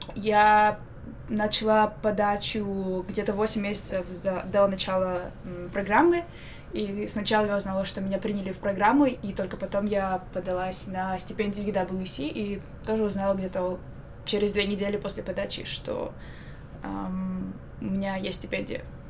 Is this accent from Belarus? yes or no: yes; Minsk, Belarus; also born or lived in Armenia / Ecuador; now in United States; Я из Минска, из Беларуси